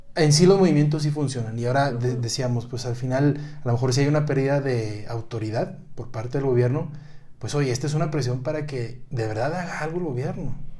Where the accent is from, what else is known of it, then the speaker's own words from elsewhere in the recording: Monterrey, Nuevo León, Mexico; now in Mexico City, Mexico; yo que también soy de Monterrey, ahora me toca estar en Ciudad de México